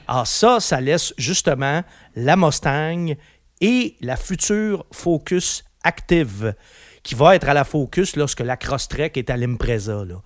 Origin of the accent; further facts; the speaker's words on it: Quebec, Canada; chez nous, au Québec